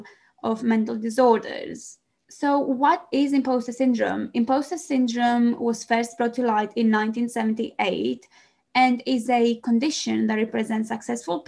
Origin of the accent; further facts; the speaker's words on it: Greece; English is a second language; moved away as an adult; now in London, United Kingdom; Some of you might wonder where the accent comes from. I am Greek